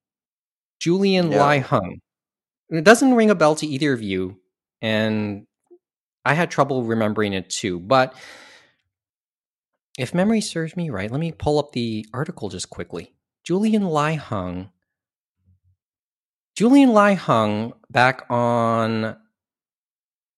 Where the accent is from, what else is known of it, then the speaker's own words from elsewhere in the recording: Canada; being Canadian